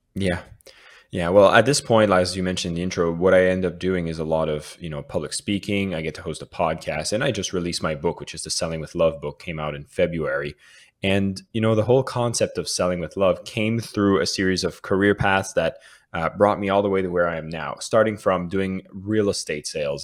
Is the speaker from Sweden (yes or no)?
no; Canada; now in Bali, Indonesia; being Canadian